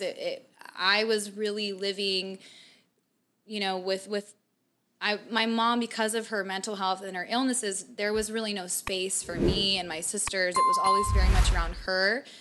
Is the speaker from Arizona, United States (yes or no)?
yes; Mesa, Arizona, United States; I grew up kind of in Mesa, kind of middle class